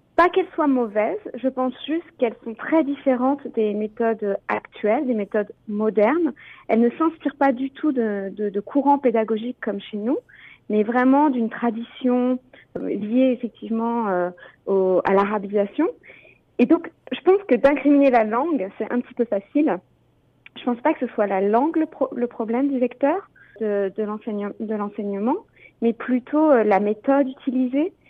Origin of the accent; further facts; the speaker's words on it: France; also born or lived in Ontario; now in Canada; je suis française, donc je viens de France